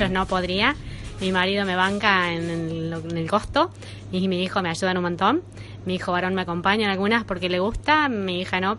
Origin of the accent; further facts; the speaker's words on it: Argentina; Somos cinco argentinos y tres españoles